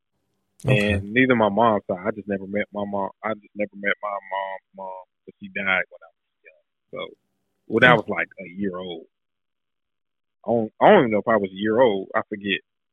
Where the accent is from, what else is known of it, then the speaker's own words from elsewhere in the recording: Raleigh, North Carolina, United States; I'm born and raised in Raleigh. Like, all Raleigh.